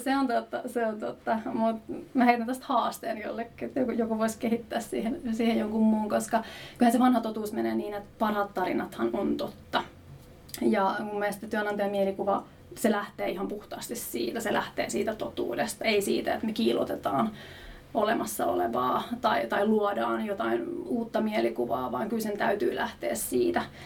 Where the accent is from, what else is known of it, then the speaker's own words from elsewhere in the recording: Jyväskylä, Central Finland, Finland; Mä oon lähtöisin Jyväskylästä